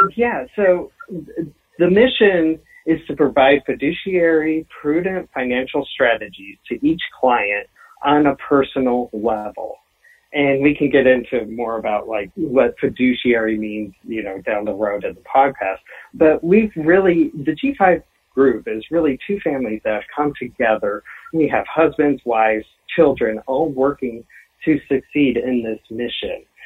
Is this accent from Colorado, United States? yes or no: yes; Denver, Colorado, United States; also born or lived in Iowa; I have lived in Denver from the age of four, but I went to say I'm from Denver